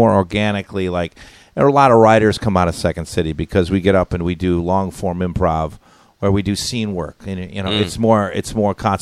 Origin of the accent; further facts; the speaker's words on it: Madison, Wisconsin, United States; moved away; also born or lived in Milwaukee; We're from Madison.